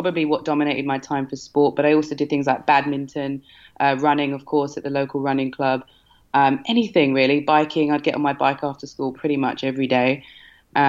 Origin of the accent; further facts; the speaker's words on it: Feltham, London, United Kingdom; I grew up in a small little town called Feltham in West London, the same as Mo